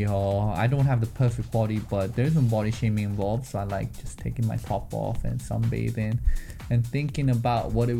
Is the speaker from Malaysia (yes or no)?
no; Vancouver, British Columbia, Canada; now in London, United Kingdom; I am Canadian and proud, but I hold a British passport, so I guess I'm British inside